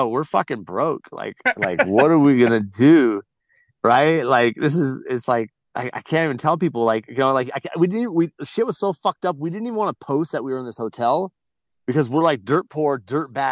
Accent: Glamis, California, United States; grew up in the dunes. I grew up in Glamis

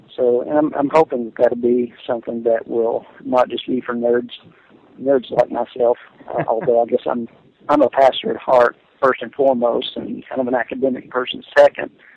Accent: Jamestown, Tennessee, United States; accent: Southern; moved away as an adult; also born or lived in Washington, D.C.; I'm speaking from my hometown that I grew up in in Jamestown, Tennessee, a small town in East Tennessee or the eastern part of Middle Tennessee

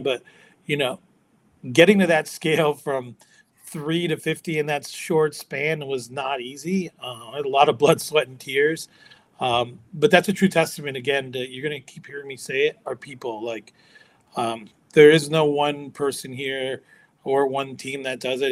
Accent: Chicago, Illinois, United States; moved away; also born or lived in California; as I was growing up in America, as you know, this kid of immigrant parents, um, I was you know I, hanging out with kids from all other ethnicities and cultures. You know, um, met a lot of really cool dudes and um, the Chicagoland area

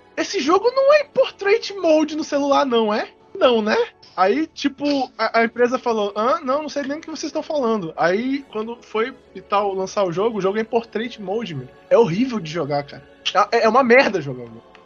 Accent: Brazil; eu sou brasileiro

